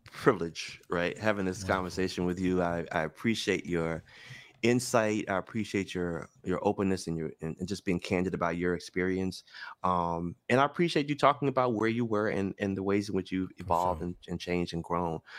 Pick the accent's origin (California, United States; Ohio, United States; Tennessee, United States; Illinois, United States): Tennessee, United States; Memphis; I'm from Memphis. I'm the first generation in my family born with all my rights.